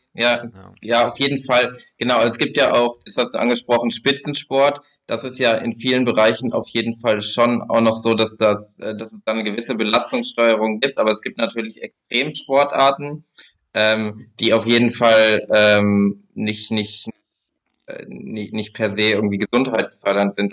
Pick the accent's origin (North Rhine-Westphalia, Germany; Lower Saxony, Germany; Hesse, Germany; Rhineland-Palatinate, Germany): Lower Saxony, Germany; bei mir in Niedersachsen, wo ich herkomme